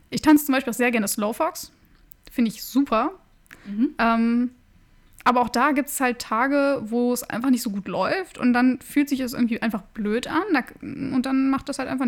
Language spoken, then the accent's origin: German; Wolfenbüttel, Lower Saxony, Germany; Also eigentlich komme ich aus Wolfenbüttel, das ist in der Nähe von Braunschweig. Ich bin auch in Braunschweig zur Schule gegangen